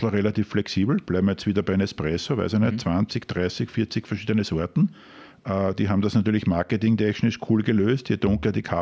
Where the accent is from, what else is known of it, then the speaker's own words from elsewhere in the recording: Krems, Lower Austria, Austria; bin im Ursprung ein Wachauer, also ich bin in Krems aufgewachsen